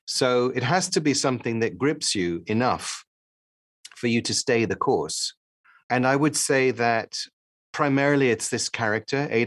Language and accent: English; Paris, Île-de-France, France; also born or lived in London, United Kingdom; I grew up partly in Paris and partly in London.